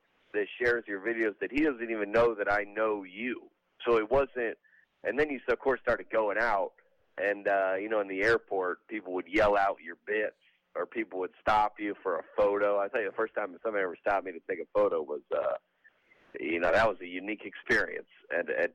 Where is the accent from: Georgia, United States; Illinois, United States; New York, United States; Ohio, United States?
Georgia, United States; Lilburn; now in Nashville, United States; I was born and raised in the South at Lilburn, Georgia, right north of Atlanta.